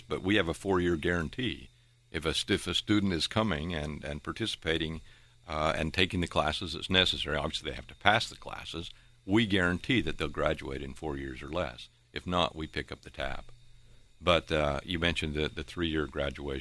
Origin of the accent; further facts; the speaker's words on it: St. George, Utah, United States; moved away as an adult; now in Virginia, United States; My wife and I, we grew up in St. George, Utah